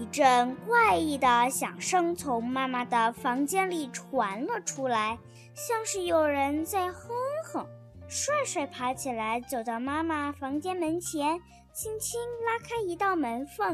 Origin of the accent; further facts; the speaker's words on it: Jingmen, Hubei, China; 我是来自湖北荆门的